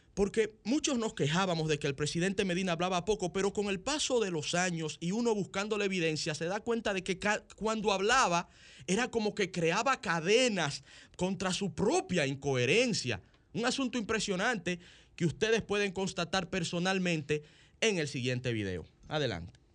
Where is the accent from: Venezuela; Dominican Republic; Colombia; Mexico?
Dominican Republic; nosotros los dominicanos